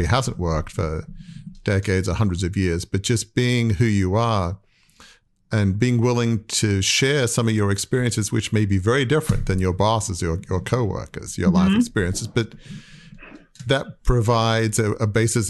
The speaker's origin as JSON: {"language": "English", "country": "Australia", "tie": "born or raised there", "said": "I grew up in Australia from a very wealthy, affluent, you know, 150-year-old media dynasty"}